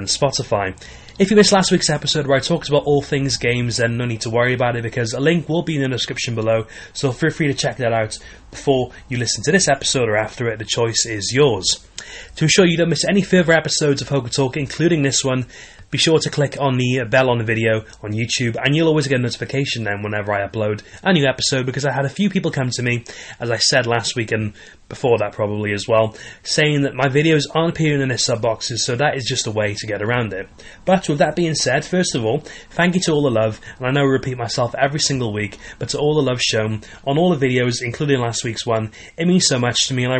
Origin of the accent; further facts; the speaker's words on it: Wales, United Kingdom; I was born in Wales